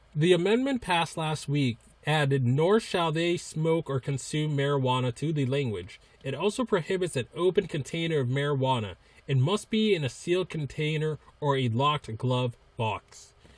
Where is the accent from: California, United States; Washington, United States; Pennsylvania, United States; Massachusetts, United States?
Massachusetts, United States; I'm from Massachusetts